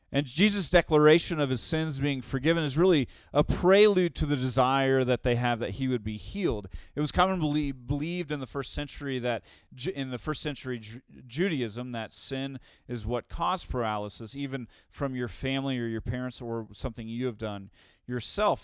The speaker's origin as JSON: {"language": "English", "town": "Tulsa", "region": "Oklahoma", "country": "United States", "tie": "born or raised there", "also_born_or_lived": "Saint Louis", "moved": "yes", "lives_now": "Denver, United States", "said": "In Tulsa, where I grew up"}